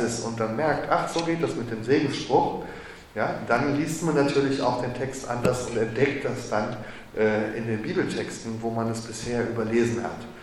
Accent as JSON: {"language": "German", "area": "Waldeck / Marburg", "region": "Hesse", "country": "Germany", "also_born_or_lived": "Jerusalem, Israel", "moved": "as an adult", "said": "in Waldeck und in Marburg und da, wo ich herkomme"}